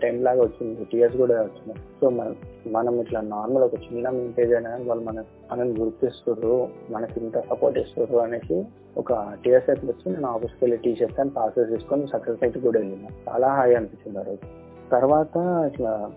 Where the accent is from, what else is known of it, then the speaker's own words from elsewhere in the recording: Hyderabad, Telangana, India; నేను పుట్టి పెరిగింది మొత్తం హైదరాబాద్ హైదరాబాద్లోనేనండి